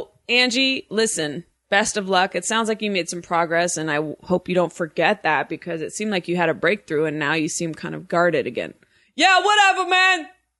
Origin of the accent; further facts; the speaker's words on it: New York, United States; Yo, I'm from New York.